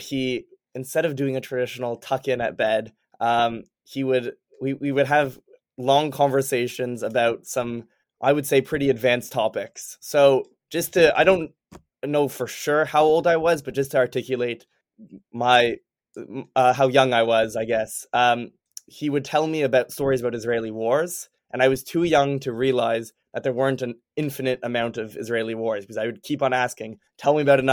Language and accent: English; Toronto, Ontario, Canada; moved away as an adult; now in Boston, United States; I was born and raised in Toronto